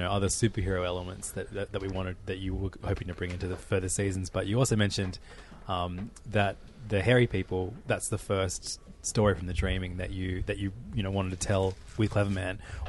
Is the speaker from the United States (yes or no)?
no; Australia; growing up in Australia in the 80s